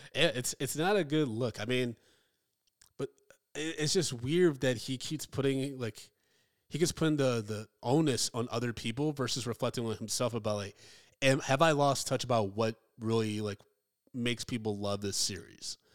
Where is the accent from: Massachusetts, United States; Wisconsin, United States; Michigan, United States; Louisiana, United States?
Michigan, United States; I grew up in Michigan